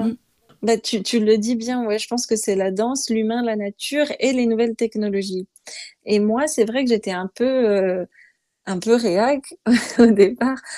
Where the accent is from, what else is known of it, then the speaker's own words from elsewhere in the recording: Montbéliard, Bourgogne-Franche-Comté, France; dans ma ville natale à Montbéliard